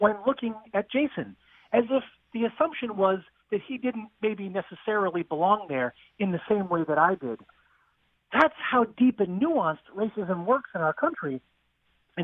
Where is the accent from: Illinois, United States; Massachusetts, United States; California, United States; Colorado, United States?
Massachusetts, United States; outside of Boston; I grew up outside of Boston.